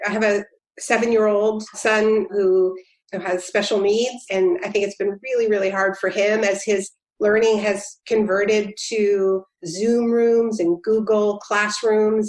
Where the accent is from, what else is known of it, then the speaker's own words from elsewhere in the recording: Canada; now in New Jersey, United States; I'm Canadian